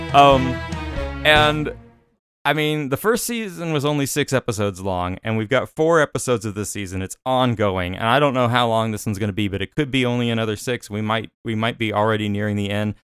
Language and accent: English; Arizona, United States; Growing up in Arizona